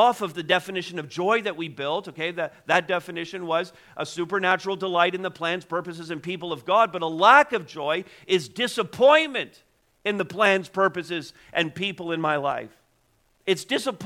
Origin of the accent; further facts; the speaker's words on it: Montreal, Quebec, Canada; now in Ontario, Canada; I was born in Montreal, so I'd have to make the trip back to Quebec